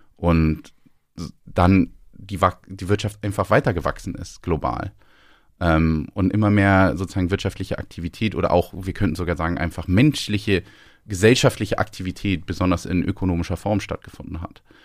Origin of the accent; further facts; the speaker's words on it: Northern Germany, Germany; moved away as an adult; also born or lived in London; now in Scotland, United Kingdom; Als Norddeutscher in der Schweiz